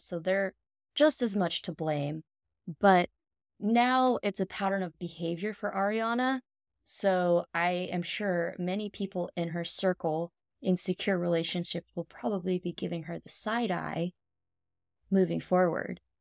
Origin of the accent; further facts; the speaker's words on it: the South, United States; we grew up in the South, where men had a lot of power and control